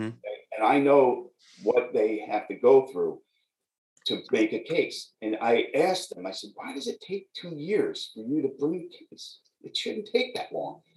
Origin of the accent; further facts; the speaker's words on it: New York, United States; I'm a New Yorker. I grew up here